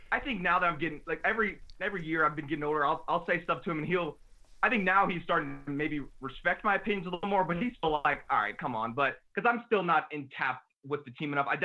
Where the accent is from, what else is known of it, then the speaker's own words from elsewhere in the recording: New Orleans, Louisiana, United States; also born or lived in New Jersey / Dallas; I was born in New Jersey, actually. He was coaching for the Giants, and then we moved to Dallas when he got the assistant head coaching job there. But even then, we moved to New Orleans when I was five years old.